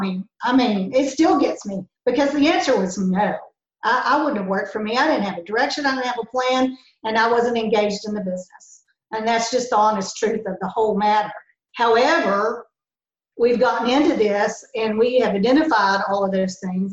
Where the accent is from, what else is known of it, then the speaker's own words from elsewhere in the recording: Crow, Texas, United States; also born or lived in Hawkins; I grew up in uh, a little community called Crow and went to high school in Hawkins